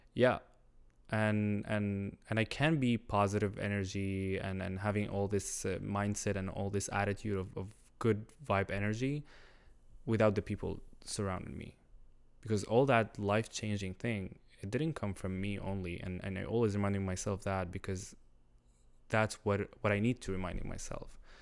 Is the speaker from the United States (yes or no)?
no; Syria; first language Arabic; English is a second language; moved away as an adult; now in Montreal, Canada; I'm Syrian. I just immigrated here, like, five years ago as a refugee because of the war.